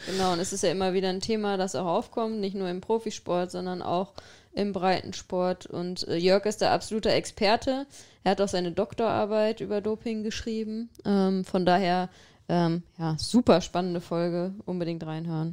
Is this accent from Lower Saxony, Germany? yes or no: no; Xanten, North Rhine-Westphalia, Germany; moved away; meiner Heimat